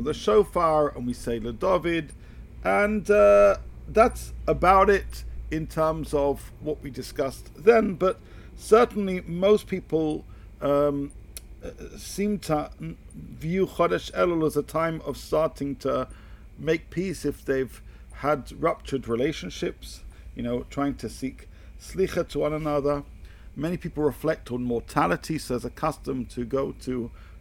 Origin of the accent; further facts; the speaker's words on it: United Kingdom; I come from the United Kingdom